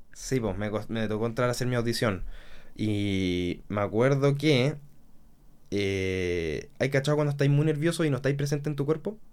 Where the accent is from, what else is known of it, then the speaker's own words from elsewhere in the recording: Concepción, Biobío, Chile; yo soy de Conce